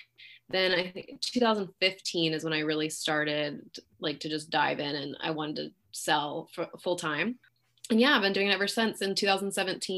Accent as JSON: {"language": "English", "town": "Pleasanton", "region": "California", "country": "United States", "tie": "born or raised there", "also_born_or_lived": "Fremont, California", "lives_now": "Dublin, United States", "said": "I was born in Fremont, but raised in Pleasanton. Lived here my whole life. Now I live in Dublin."}